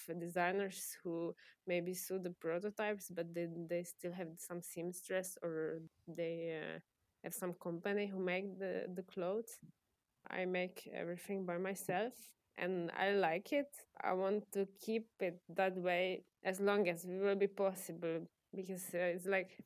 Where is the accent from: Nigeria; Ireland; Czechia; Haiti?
Czechia; moved away as an adult; now in Maribor, Slovenia; I was born in Czech Republic